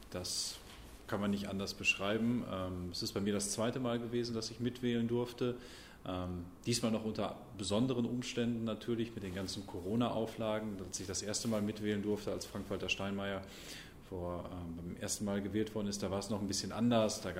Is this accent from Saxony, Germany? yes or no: no; Brilon, North Rhine-Westphalia, Germany; ich bin hier in Brilon aufgewachsen, zur Schule gegangen, ähm, bin dann zum Studieren nach Marburg und Münster gegangen